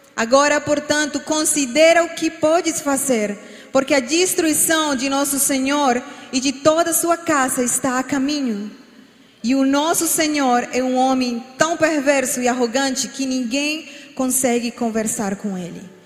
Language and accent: Portuguese; Colombia; Portuguese is a second language; moved away as an adult; now in Brazil; sou colombiana, por isso às vezes vão escutar alguma palavra mal falada